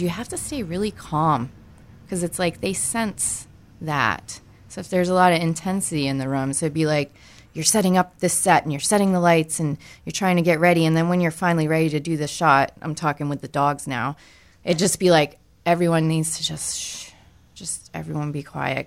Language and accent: English; Maine, United States; I am originally from Maine